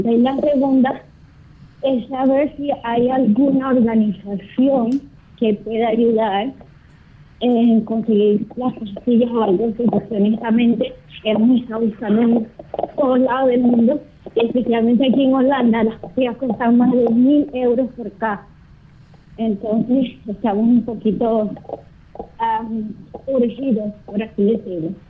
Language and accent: Spanish; Venezuela; now in Netherlands; nosotros somos de Venezuela